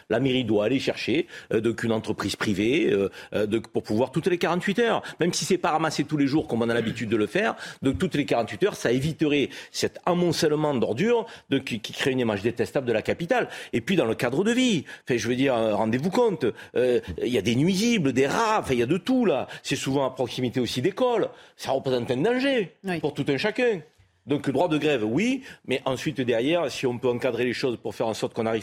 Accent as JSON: {"language": "French", "town": "Marseille", "region": "Provence-Alpes-Côte d'Azur", "country": "France", "said": "en tant que Marseillais, on a eu de hein, nombreux épisodes de grève qui ont duré."}